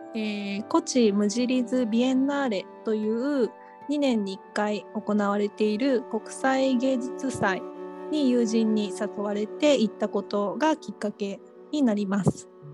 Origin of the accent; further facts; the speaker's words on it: Kyushu, Japan; 私はあの、九州の出身なんですけれども